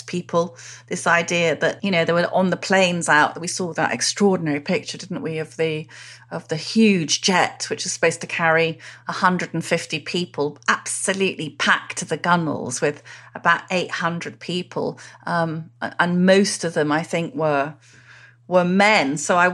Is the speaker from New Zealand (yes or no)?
no; Wales, United Kingdom; moved away; We're Welsh